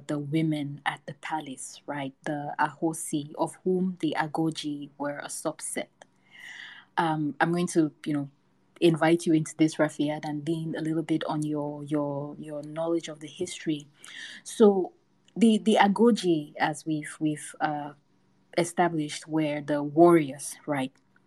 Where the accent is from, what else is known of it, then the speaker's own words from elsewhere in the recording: Cameroon; moved away as an adult; now in United States; I was born and raised in Cameroon, which is a West African country. I only moved to the US when I was 20.